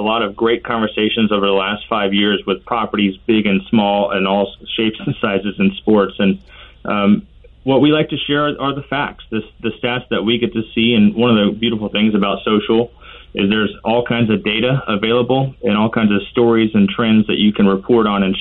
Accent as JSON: {"language": "English", "town": "Kansas City", "region": "Missouri", "country": "United States", "tie": "born or raised there", "said": "I grew up in Kansas City"}